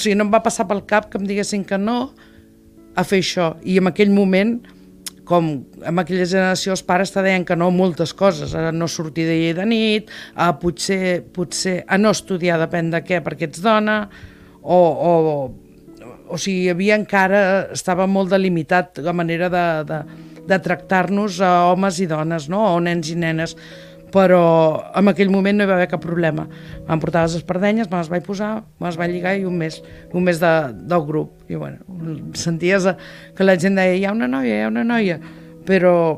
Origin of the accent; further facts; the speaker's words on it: Tarragona, Catalonia, Spain; vaig néixer a Tarragona al 1959 i soc tarragonina de, de, de soc arrel